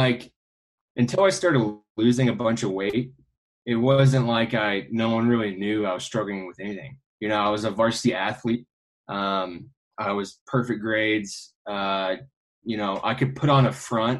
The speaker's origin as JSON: {"language": "English", "town": "Kansas City", "country": "United States", "tie": "born or raised there", "said": "I grew up in Kansas City"}